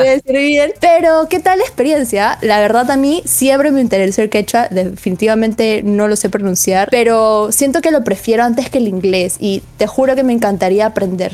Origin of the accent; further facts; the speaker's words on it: Peru; nosotros como peruanos